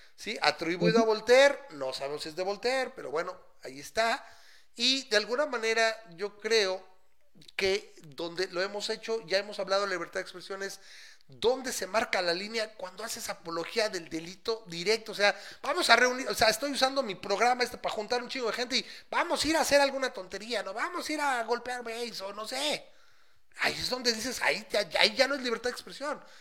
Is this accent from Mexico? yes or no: yes; Mexico; yo soy mexicano